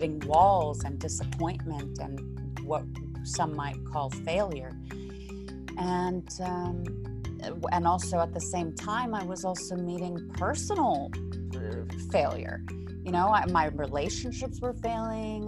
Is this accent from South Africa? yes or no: yes; South Africa; now in Beverly Hills, United States; So I'm actually originally from South Africa, but I do live in the United States, currently in Beverly Hills, California, or Los Angeles.